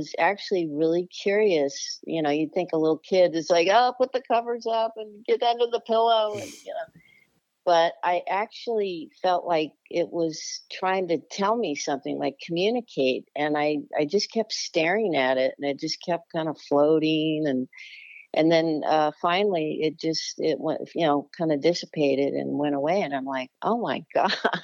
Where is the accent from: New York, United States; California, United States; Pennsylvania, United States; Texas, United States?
California, United States; Los Angeles; also born or lived in Charlotte area, North Carolina; now in Charlotte, United States; I grew up in the Los Angeles area, California, in the Valley. So I guess I'm a Valley girl, too.